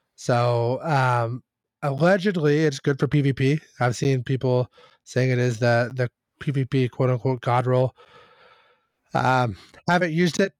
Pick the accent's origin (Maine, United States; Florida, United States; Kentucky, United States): Kentucky, United States; we are from Kentucky